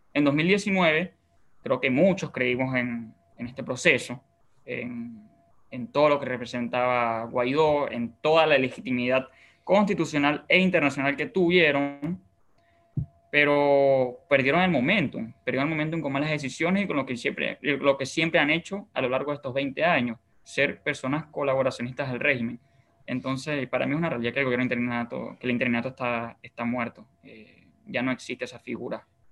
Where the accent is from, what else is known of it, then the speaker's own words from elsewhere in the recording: Bolívar, Venezuela; now in Paraguay; yo por ejemplo soy de Bolívar